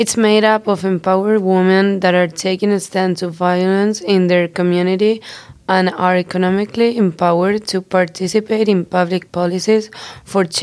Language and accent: English; Spain; moved away; I'm from Spain